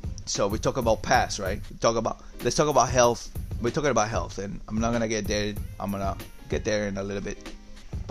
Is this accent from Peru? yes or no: yes; Peru; moved away; I'm from Peru